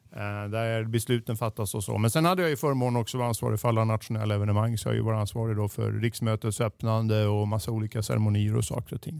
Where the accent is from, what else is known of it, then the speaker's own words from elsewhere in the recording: Stockholm, Stockholm County, Sweden; also born or lived in Boden; jag är född och uppväxt mitt här i Stockholm